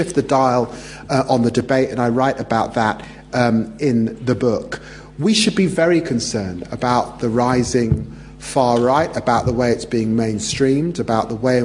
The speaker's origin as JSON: {"language": "English", "region": "London", "country": "United Kingdom", "tie": "born or raised there", "also_born_or_lived": "Peterborough", "said": "I grew up poor in Tottenham"}